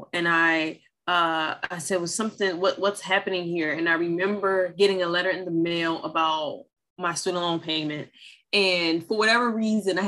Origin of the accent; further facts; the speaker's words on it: Philadelphia, Pennsylvania, United States; I was born and raised in North Philadelphia